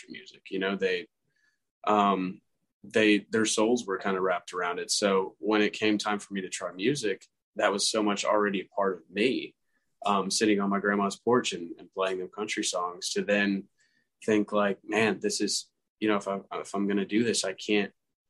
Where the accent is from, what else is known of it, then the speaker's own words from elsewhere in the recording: Marietta, Georgia, United States; I was born in Marietta, Georgia, small town